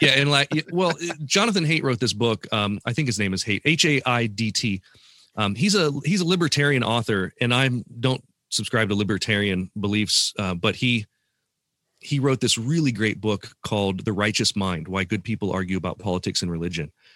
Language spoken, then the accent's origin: English; Columbus, Ohio, United States; my hometown of Columbus, Ohio